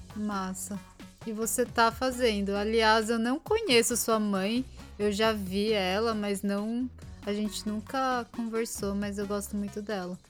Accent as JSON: {"language": "Portuguese", "country": "Brazil", "moved": "yes", "lives_now": "Japan", "said": "eu sou brasileira"}